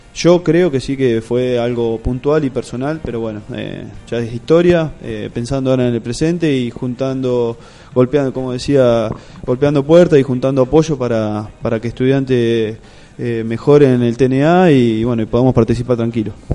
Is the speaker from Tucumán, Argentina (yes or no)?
no; Lezama, Buenos Aires Province, Argentina; now in La Plata, Argentina; yo soy de Lezama, un pueblito acá del interior, eh, queda queda 120 kilómetros de acá de La Plata